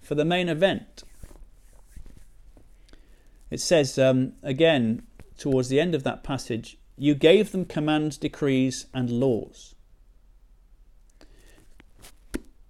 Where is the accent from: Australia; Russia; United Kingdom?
United Kingdom; now in Chesterfield, United Kingdom; we're British